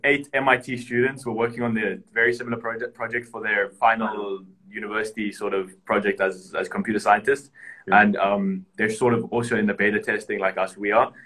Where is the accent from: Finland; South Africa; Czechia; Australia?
South Africa; now in Cyprus; where I grew up in South Africa